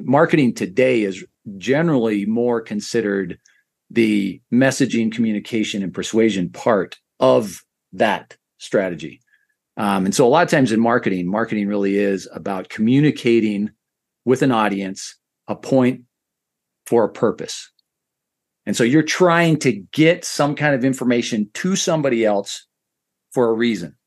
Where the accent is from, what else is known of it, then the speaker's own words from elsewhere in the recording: Idaho, United States; I grew up in Idaho, so neighborhood equated to ward